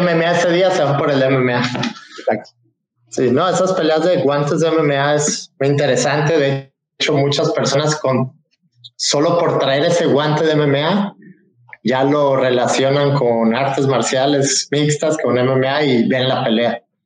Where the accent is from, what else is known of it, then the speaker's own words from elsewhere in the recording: Puerto Vallarta, Jalisco, Mexico; also born or lived in Cabo San Lucas; yo soy, como saben, soy de Puerto Vallarta